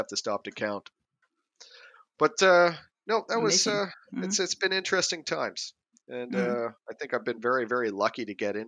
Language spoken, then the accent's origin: English; Canada; first language English; moved away as an adult; also born or lived in Norway / Sweden; I'm Canadian, so I've, you know, been lucky enough to grow up around water during the summers